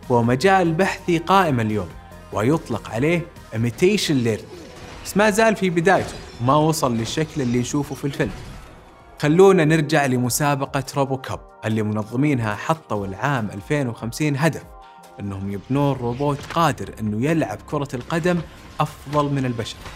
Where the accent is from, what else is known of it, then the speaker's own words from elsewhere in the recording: Saudi Arabia; وحتى عندنا في السعودية الروبوتات استخدمت في الحرم المكي